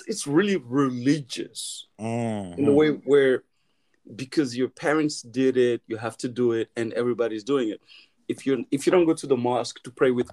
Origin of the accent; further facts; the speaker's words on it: Timbuktu, Tombouctou Region, Mali; also born or lived in Paris, France; now in United States; A prince from Timbuktu